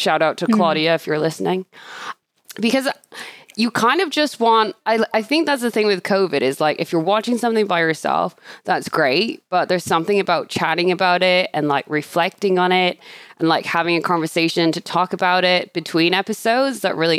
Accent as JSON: {"language": "English", "country": "Australia", "tie": "born there", "also_born_or_lived": "Canada / United Kingdom", "accent": "Canadian-British", "said": "I'm a bit of a Commonwealth citizen, I guess, because I was born in Australia. And I think a lot of people think for some reason I have an Australian accent, but I don't. I have this fusion Canadian-British thing going on."}